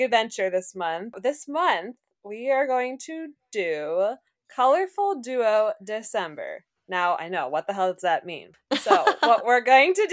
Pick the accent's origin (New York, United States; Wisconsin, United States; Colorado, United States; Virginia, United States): New York, United States; Buffalo; Buffalo, my hometown